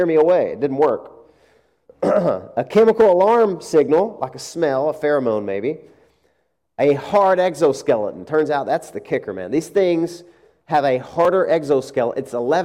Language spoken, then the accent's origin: English; Arkansas, United States; moved away; I'm from Arkansas